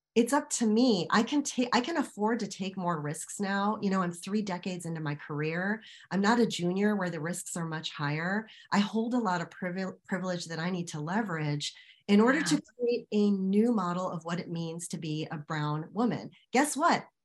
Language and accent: English; United States; an American woman of Indian descent.